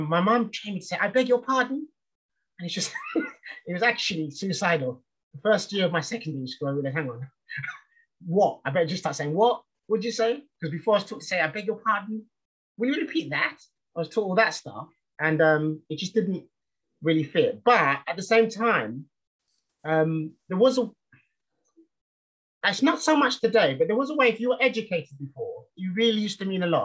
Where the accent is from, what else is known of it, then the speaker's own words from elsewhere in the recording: London, United Kingdom; I grew up in East London in the 70s